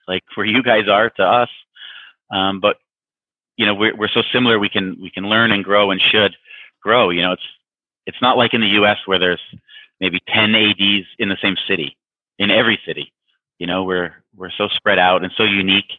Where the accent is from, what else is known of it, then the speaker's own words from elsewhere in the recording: Niagara Falls, Ontario, Canada; moved away as an adult; also born or lived in United States; now in Vienna, Austria; I'm a Canadian from right near the border, Niagara Falls